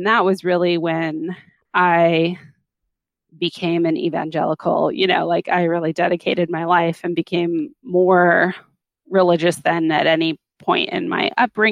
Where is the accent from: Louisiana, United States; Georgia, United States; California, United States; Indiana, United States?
California, United States; Los Angeles; I grew up in Los Angeles